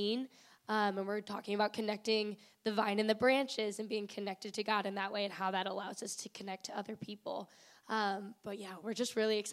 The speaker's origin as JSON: {"language": "English", "town": "Cambridge", "region": "Illinois", "country": "United States", "also_born_or_lived": "Macomb, Illinois", "moved": "as an adult", "lives_now": "Springfield, United States", "said": "Originally Cambridge, Illinois, which is near the Quad Cities"}